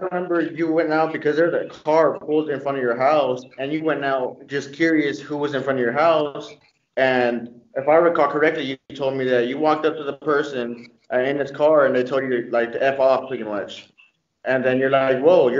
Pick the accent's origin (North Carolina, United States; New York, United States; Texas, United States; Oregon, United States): Texas, United States; Fort Worth; I grew up in the North Side Fort Worth